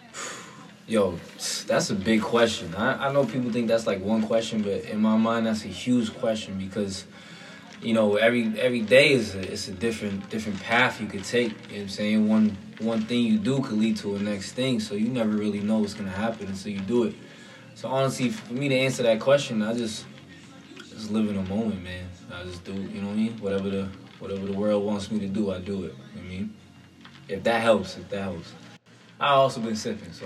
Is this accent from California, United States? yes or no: no; Hollywood, Florida, United States; I was born in Hollywood, Florida